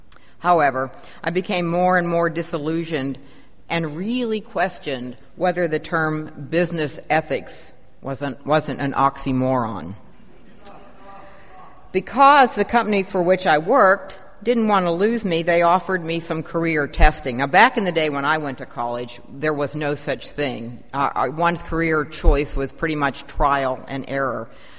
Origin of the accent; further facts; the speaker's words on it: Pennsylvania, United States; also born or lived in Virginia / Maryland / California / Colorado; now in Shreveport, United States; And yes, I am from the North, although some might consider Western Pennsylvania the Midwest. And I got to Shreveport very circuitously via Virginia, Maryland, California, and Colorado.